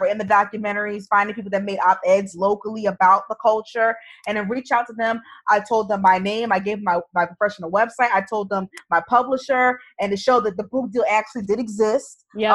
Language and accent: English; New Jersey, United States; now in New York, United States; growing up in New Jersey